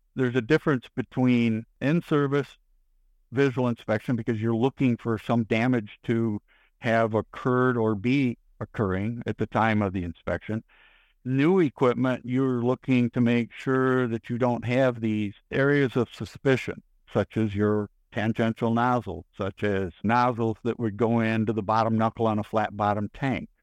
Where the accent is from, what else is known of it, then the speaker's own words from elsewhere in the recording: Michigan, United States; now in Texas, United States; being born and raised in Michigan versus spending the rest of my life down here in Texas